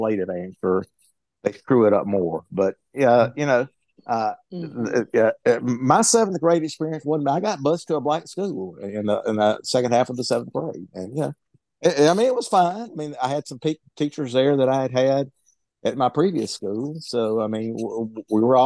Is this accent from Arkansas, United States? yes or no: no; Jackson, Mississippi, United States; I grew up in Jackson, Mississippi